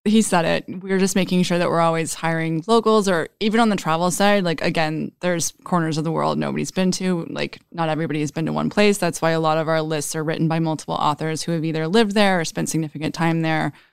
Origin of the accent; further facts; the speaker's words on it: Dallas, Texas, United States; also born or lived in Austin, Texas; I'm from Dallas and went to college in Austin